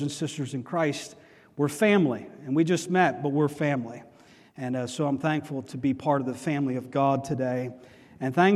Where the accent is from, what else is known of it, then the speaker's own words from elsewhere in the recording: Howell, New Jersey, United States; also born or lived in New York City / Philadelphia; my family, when I was very young, moved from New York City, and we moved to Howell, New Jersey.